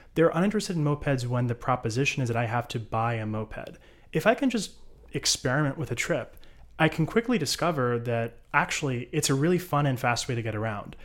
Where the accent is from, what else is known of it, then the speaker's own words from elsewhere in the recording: United States; moved away as an adult; now in Israel; I'm an American, no connection to Israel